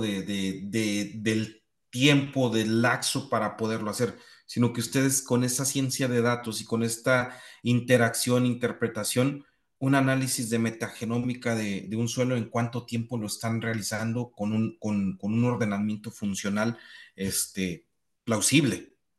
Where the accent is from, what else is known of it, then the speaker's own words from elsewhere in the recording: Morelos, Mexico; mi pueblo en Morelos, donde tenemos más de 40 años cultivando cebollas